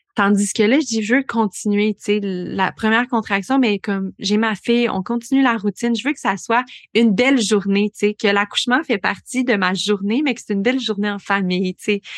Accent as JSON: {"language": "French", "town": "Bromont", "region": "Quebec", "country": "Canada", "tie": "born or raised there", "also_born_or_lived": "Montreal", "moved": "as an adult", "lives_now": "Granby, Canada", "said": "j'ai grandi à Bromont, à Sheffer, donc je viens du coin"}